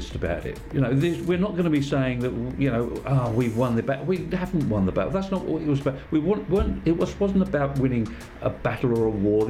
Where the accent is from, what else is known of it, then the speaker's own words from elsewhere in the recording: United Kingdom; We are British